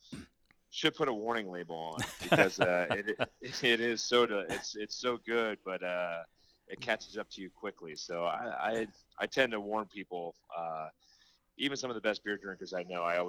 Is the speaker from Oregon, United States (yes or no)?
no; Cincinnati, Ohio, United States; I grew up in Cincinnati. I was born and raised, went to the University of Cincinnati